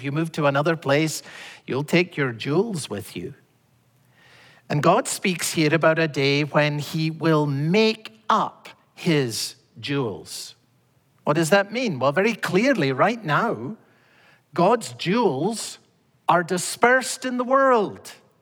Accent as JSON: {"language": "English", "region": "Scotland", "country": "United Kingdom", "tie": "born or raised there", "said": "as a boy growing up in Scotland"}